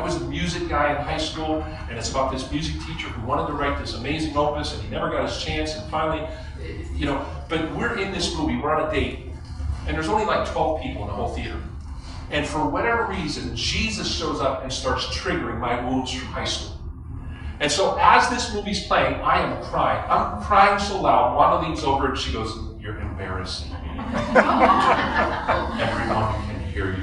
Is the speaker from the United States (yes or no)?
yes; Western Pennsylvania, United States; I'm from Western Pennsylvania. That's coal country